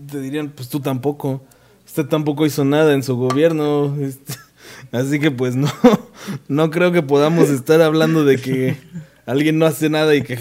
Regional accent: Mexico; Es, porque soy mexicano.

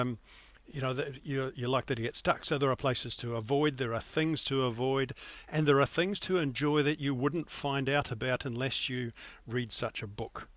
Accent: New Zealand; also born or lived in Western Australia / Iceland; now in Scotland, United Kingdom; I'm originally from New Zealand. Some will detect that in my accent. It's certainly not a Scottish accent, though I've lived here for nearly twenty-five years.

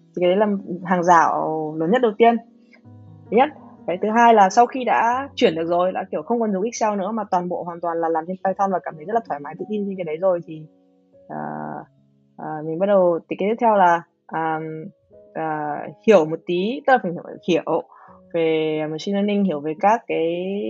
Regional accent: Hanoi, Vietnam; moved away as an adult; now in United States; người người Hà Nội, mình sang à, Mỹ học

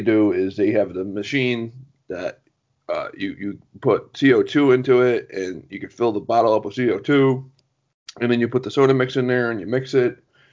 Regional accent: Connecticut, United States; I'm in Connecticut

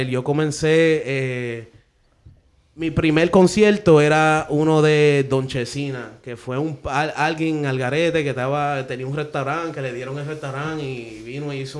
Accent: Dominican Republic; yo soy dominicano, de Madrid de padre.

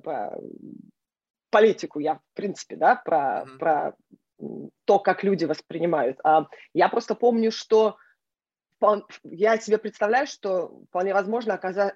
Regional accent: Israel; also born or lived in Norilsk, Russia / Dnipropetrovsk, Ukraine / Minneapolis, United States / Boston, United States; now in New York, United States; я родилась в России, я выросла в Израиле, а, но, но большую часть жизни на сегодняшний день я уже прожила как бы в Америке

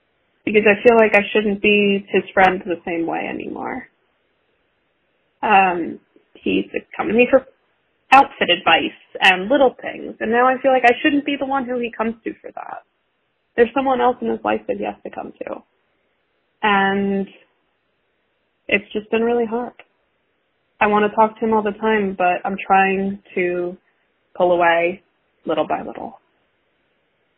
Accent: United States; I'm American

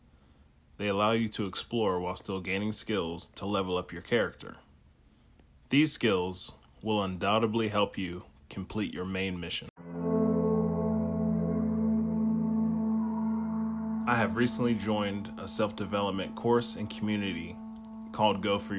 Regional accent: Steubenville, Ohio, United States; from Steubenville, Ohio, which is my hometown

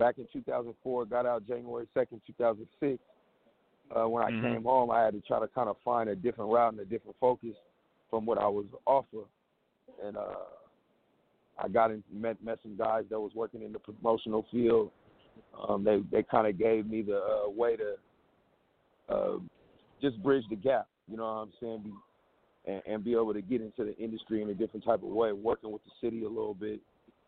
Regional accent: the Northwest, Pacific Northwest, United States; I'm from the Northwest, so we was raised off Underground West Coast music.

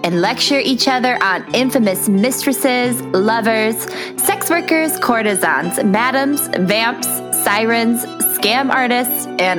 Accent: Midwest, United States; now in Washington, United States; I am a Midwestern transplant in the Pacific Northwest. I think I can officially say I'm from Washington now because I have lived here like 8, 9 years?

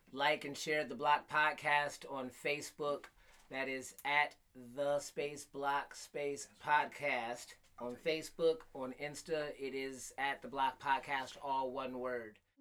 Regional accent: Flint, Michigan, United States; I grew up in Flint

